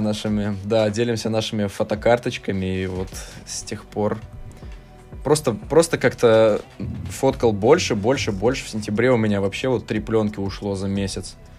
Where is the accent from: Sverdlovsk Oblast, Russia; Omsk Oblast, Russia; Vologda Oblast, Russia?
Omsk Oblast, Russia; Omsk; moved away; я сам из Омска